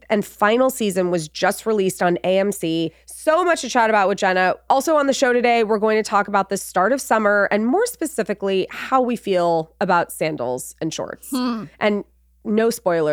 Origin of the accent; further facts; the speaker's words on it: Los Angeles, California, United States; moved away; also born or lived in Nashville; growing up in Los Angeles